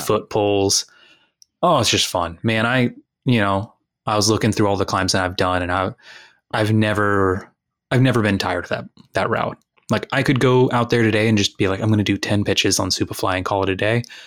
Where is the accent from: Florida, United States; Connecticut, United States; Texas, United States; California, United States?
Texas, United States; moved away; I'm from Texas